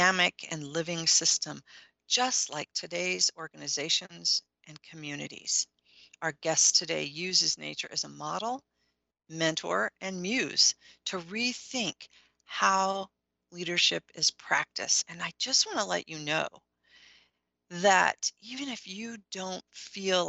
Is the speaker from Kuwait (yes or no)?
no; Midwest, United States; I'm from the Midwest